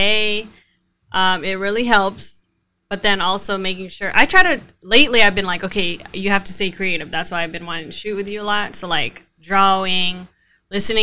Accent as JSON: {"language": "English", "town": "Vallejo", "region": "California", "country": "United States", "also_born_or_lived": "Arizona", "said": "I'm from Vallejo. So by the way, hello 707"}